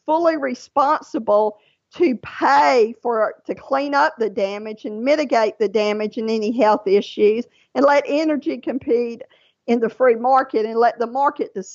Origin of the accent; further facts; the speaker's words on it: Louisiana, United States; now in Georgia, United States; Louisiana. That is my home state